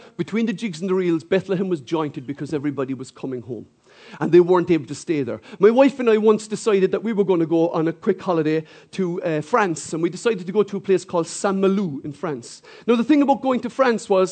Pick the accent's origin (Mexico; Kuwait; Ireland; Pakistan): Ireland; I'm not English, I'm Irish